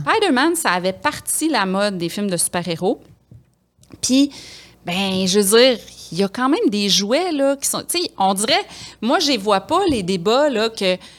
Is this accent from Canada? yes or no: yes; Quebec City, Quebec, Canada; je viens de Québec